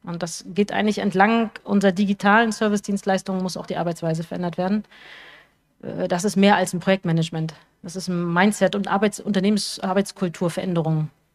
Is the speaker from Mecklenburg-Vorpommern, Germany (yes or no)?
yes; Rostock, Mecklenburg-Vorpommern, Germany; uns Rostocker und Rostockerinnen